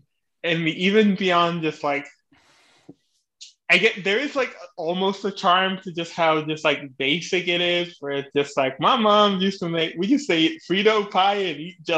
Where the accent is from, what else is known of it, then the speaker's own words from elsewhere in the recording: Houston, Texas, United States; you could have just asked me to guess what growing up in Houston in the 60s was